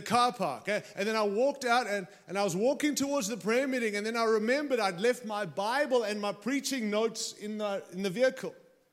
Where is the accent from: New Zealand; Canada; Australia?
Australia; now in United States; I arrived here with my Aussie passport, and I came in as an Aussie